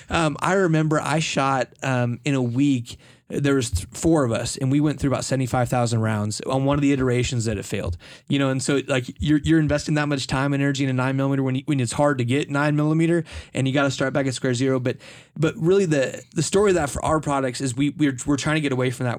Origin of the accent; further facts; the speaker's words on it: United States; as an American, right, I grew up learning about Colt.